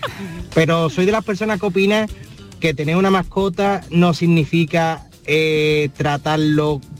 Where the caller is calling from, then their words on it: Seville, Andalusia, Spain; Buenas tardes, marino Soy … de Sevilla.